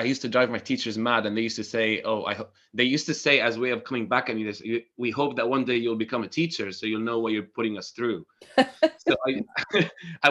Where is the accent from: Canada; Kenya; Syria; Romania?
Syria; Damascus, Damascus Governorate; moved away as an adult; now in United Kingdom; I'm from Syria, Damascus